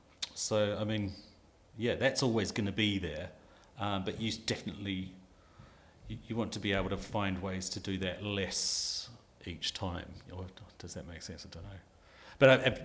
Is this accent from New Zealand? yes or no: yes; New Zealand; moved away as an adult; now in United Kingdom; I'm from New Zealand. I went to film school in New Zealand.